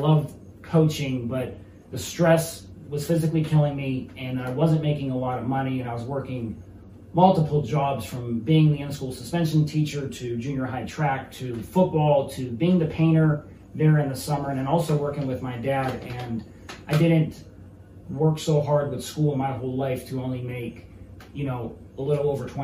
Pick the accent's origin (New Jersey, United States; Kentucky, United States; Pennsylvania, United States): Pennsylvania, United States; Mercer County; my hometown of Mercer County.